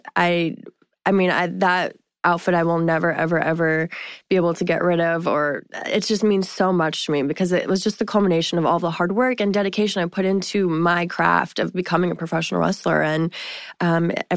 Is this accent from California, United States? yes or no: no; Massachusetts, United States; So I'm actually originally from Massachusetts